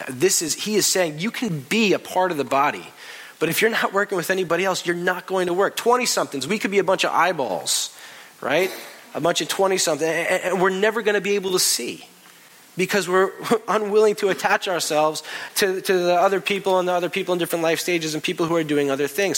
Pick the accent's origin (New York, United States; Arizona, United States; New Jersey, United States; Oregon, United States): New York, United States; New York City; We're from New York